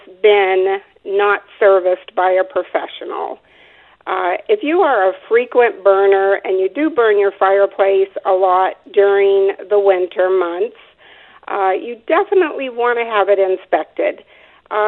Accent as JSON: {"language": "English", "town": "Phoenix", "region": "Arizona", "country": "United States", "tie": "born or raised there", "said": "I actually was born and raised in Phoenix, Arizona. I'm a Arizona native"}